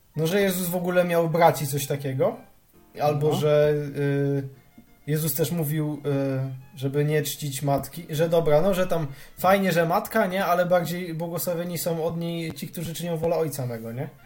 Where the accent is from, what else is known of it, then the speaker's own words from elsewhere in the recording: Silesian Voivodeship, Poland; ja jestem ze Śląska